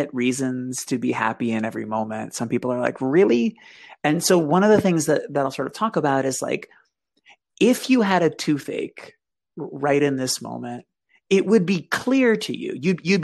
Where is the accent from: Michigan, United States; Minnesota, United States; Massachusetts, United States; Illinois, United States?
Massachusetts, United States; Boston; So I grew up in Boston.